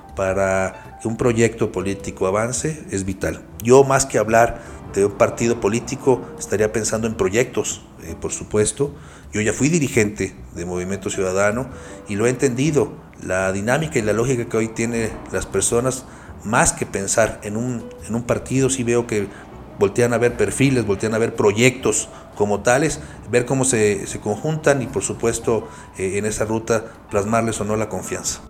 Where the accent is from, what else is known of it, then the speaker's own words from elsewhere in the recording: Mexico; Todos somos mexicanos